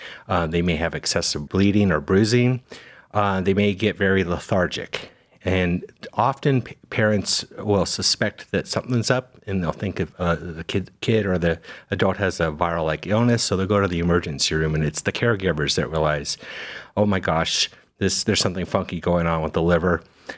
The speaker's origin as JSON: {"language": "English", "town": "Las Vegas", "region": "Nevada", "country": "United States", "tie": "born or raised there", "also_born_or_lived": "Cincinnati, Ohio / Birmingham, Alabama", "moved": "as an adult", "lives_now": "Cleveland, United States", "said": "I was born and raised in Las Vegas, so Western boy. But after high school, I've spent the rest of my training and career in the Midwest primarily."}